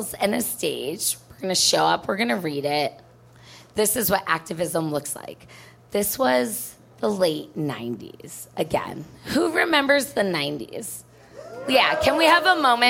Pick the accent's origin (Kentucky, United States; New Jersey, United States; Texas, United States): New Jersey, United States; moved away as an adult; also born or lived in New York City; now in Chicago, United States; I'm from New Jersey